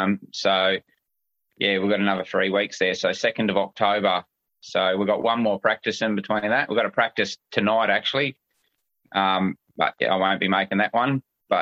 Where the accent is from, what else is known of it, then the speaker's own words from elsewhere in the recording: Palmerston North, Manawatū-Whanganui, New Zealand; I'm from Palmy.